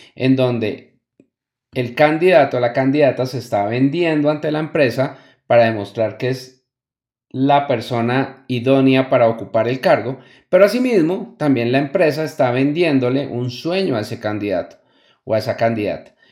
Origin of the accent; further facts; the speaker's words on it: Colombia; una expresión que utilizamos mucho en mi país natal, Colombia